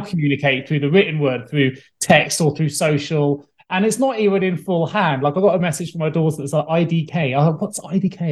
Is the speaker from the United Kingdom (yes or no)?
yes; England, United Kingdom; we're English